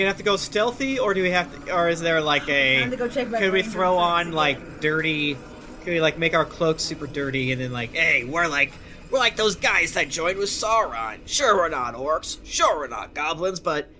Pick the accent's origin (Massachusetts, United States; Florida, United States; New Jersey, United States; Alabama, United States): Florida, United States; I'm from Florida